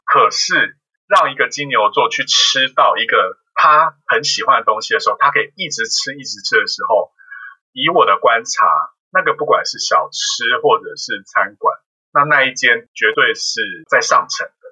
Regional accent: Kaohsiung, Taiwan; also born or lived in Australia; 我自己个人在高雄出生，然后在高雄长大

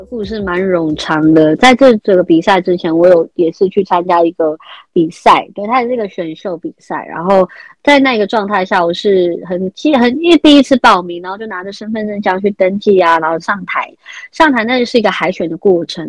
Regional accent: Hsinchu County, Taiwan; 我是来自新竹县坚持乡，我是原住民，我是泰雅族

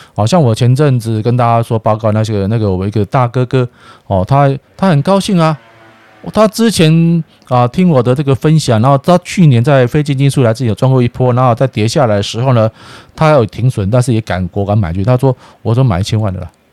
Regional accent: Taiwan; 我爱台湾啊，我是台湾人，我是台湾人呐

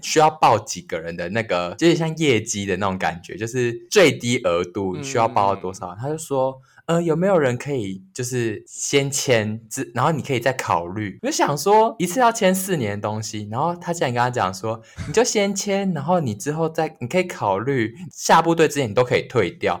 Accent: northern Taiwan, Taiwan; 我们是北部人嘛，然后我们到台中去当兵

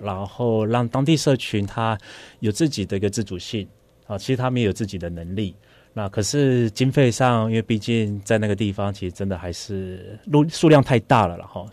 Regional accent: Taiwan; also born or lived in Thailand-Myanmar border; 我就是一个来自于台湾的人

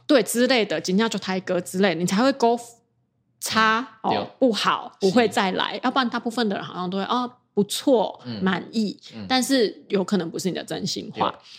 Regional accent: Taiwan; 因为我是台湾人

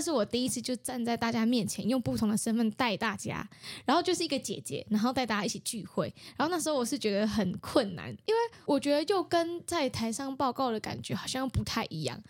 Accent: Taiwan; 我知道我是泰雅族

